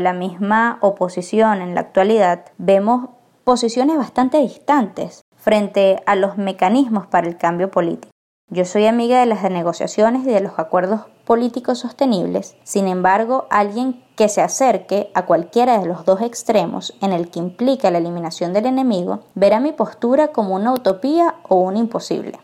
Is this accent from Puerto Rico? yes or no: no; Venezuela; yo soy venezolana y he crecido en un país plagado de polarización